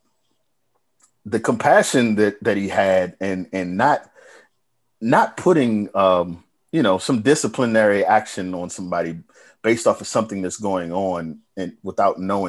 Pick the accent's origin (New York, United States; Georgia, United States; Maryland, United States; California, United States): Maryland, United States; Bowie; moved away; also born or lived in Baltimore; When I first got to Baltimore, they said, "Where you from?" I said, "Bowie."